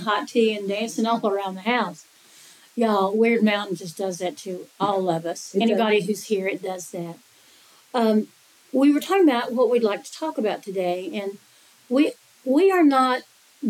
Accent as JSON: {"language": "English", "region": "Western North Carolina", "country": "United States", "said": "I'm from Western North Carolina"}